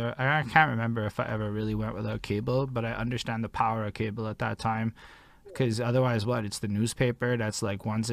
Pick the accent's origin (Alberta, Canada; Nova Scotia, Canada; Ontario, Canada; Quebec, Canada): Quebec, Canada; Montreal; I come from Montreal